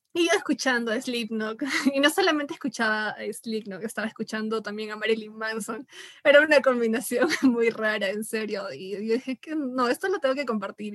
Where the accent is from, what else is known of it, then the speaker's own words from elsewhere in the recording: Peru; como buen peruano